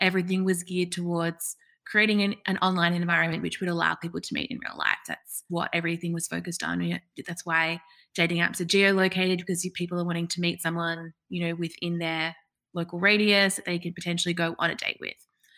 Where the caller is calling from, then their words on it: Sydney, New South Wales, Australia; I'm streaming in from Sydney.